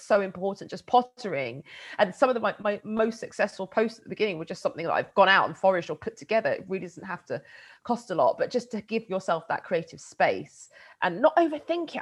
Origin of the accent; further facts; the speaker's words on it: United Kingdom; I grew up just outside of London